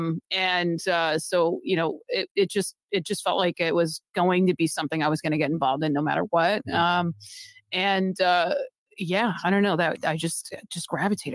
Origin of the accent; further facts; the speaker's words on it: Massachusetts, United States; moved away; I'm actually someone who was born and raised in Massachusetts. So technically, I'm kind of back home